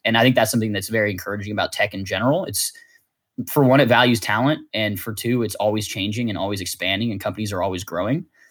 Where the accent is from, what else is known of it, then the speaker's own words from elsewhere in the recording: Martinez, California, United States; I am from Martinez, California, which is a pretty small town, about forty-five minutes from San Francisco